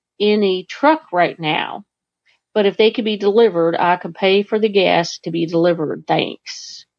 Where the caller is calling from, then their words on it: Vermont, United States; calling from Vermont